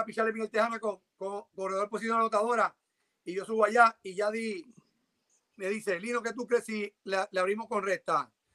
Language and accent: Spanish; Puerto Rico; Yo llegué, como puertorriqueño